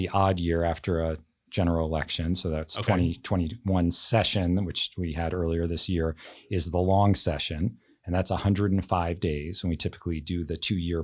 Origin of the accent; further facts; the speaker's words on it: D.C., Maryland, United States; also born or lived in Baltimore, Maryland; now in Washington, United States; I grew up outside of Washington, D.C.